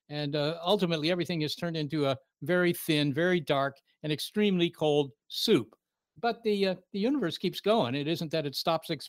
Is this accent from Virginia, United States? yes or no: yes; Virginia, United States; Looking back on it now, I realize that Arlington is actually a kind of a very uh, unusual place